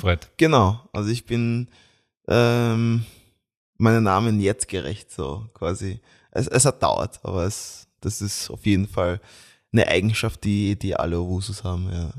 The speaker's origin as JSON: {"language": "German", "town": "Graz", "region": "Styria", "country": "Austria", "tie": "born or raised there", "said": "ich bin Österreicher, weil ich bin hier in Graz äh, geboren und aufgewachsen"}